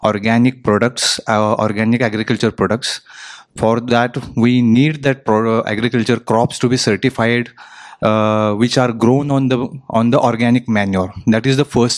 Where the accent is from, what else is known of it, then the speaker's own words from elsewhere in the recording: Maharashtra, India; I come from Maharashtra